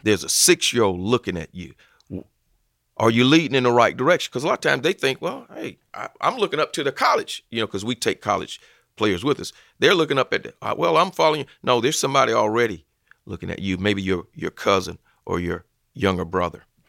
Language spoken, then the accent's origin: English; Phenix City, Alabama, United States; also born or lived in Columbus, Georgia; originally I'm from Columbus, Georgia, but finished high school in Phoenix City, Alabama, which is right across the river